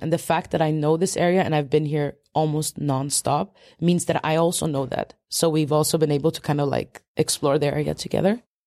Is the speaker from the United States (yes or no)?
no; Sweden; I was born in Sweden, but my parents, uh, were there technically political refugees from Poland and they came shortly before I was born. So, like, I grew up in a very Polish home